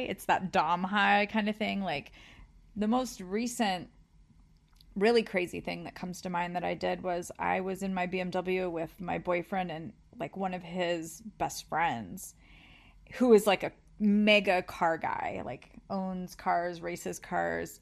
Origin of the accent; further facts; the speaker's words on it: California, United States; growing up in California by the beach